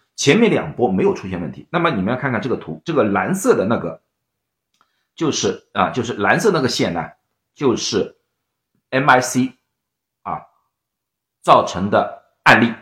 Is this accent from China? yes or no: yes; Shanghai, China; now in United States; 我是上海人，啊，我们叫黄梅天